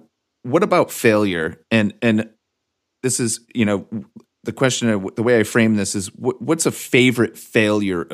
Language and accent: English; Torrington, United States; I grew up in Torrington